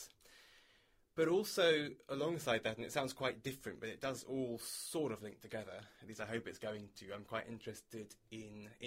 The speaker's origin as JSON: {"language": "English", "town": "Exeter", "region": "South West England", "country": "United Kingdom", "moved": "as an adult", "lives_now": "London, United Kingdom", "said": "I'm from the UK. I'm from Exeter in the southwest, but I've lived in London for, I think, 11 years now"}